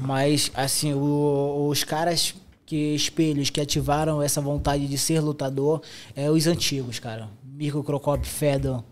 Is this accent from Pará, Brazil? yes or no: yes; Soure, Pará, Brazil; moved away as an adult; also born or lived in Belém; quando eu saí de Souri para Belém, eu estava com 21 anos